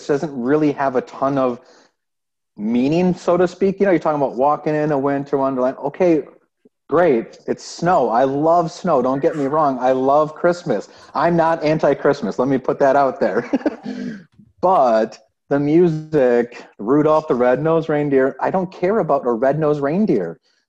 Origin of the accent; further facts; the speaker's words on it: Wisconsin, United States; I'm from Wisconsin. I'm not from Chicago.